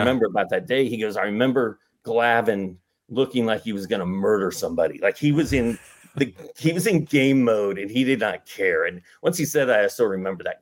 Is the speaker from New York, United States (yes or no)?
no; Indianapolis, Indiana, United States; moved away; I grew up in Indianapolis